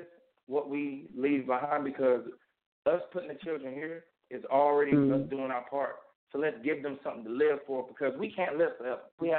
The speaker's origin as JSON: {"language": "English", "town": "Wilson", "region": "North Carolina", "country": "United States", "said": "I'm actually from Wilson, North Carolina."}